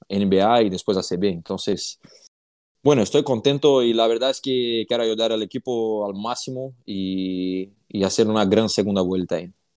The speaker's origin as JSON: {"language": "Spanish", "town": "Franca", "region": "São Paulo", "country": "Brazil", "second_language": "Spanish", "moved": "as an adult", "lives_now": "Fuenlabrada, Spain", "said": "vengo de una ciudad que el baloncesto es el primer deporte en la ciudad"}